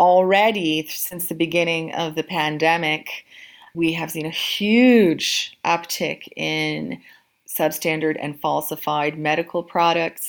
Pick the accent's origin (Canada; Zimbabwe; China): Canada; moved away as an adult; now in London, United Kingdom; in Canada, which I'm Canadian